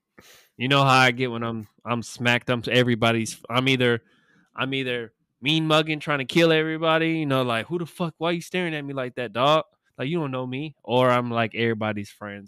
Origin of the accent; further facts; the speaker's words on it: Sacramento, California, United States; my hometown Kings